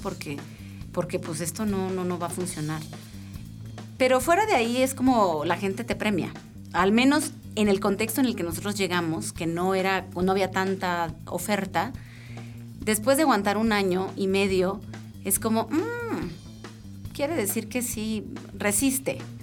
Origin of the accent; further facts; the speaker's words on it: northern Mexico, Mexico; moved away as an adult; now in Querétaro, Mexico; Nosotros somos norteños